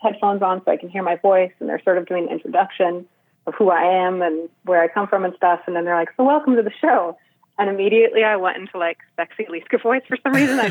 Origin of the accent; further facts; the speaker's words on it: Southern California, United States; also born or lived in Boston; I grew up in Southern California